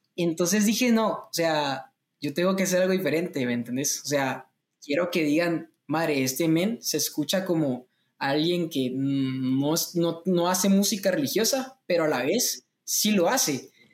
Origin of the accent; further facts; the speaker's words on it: Guatemala; soy cantautor guatemalteco